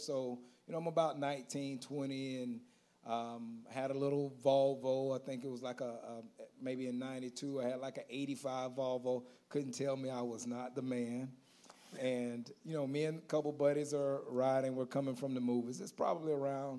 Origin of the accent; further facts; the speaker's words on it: Auburndale, Florida, United States; also born or lived in Haines City, Florida / Bartow, Florida; I am from Auburndale, born and raised